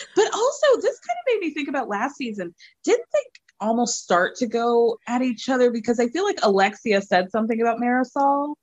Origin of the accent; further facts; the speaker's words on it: Chicago, Illinois, United States; I was born in Chicago